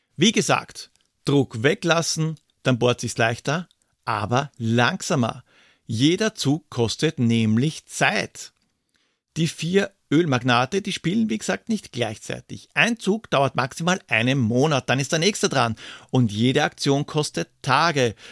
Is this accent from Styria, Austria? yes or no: no; Vienna, Austria; als Wiener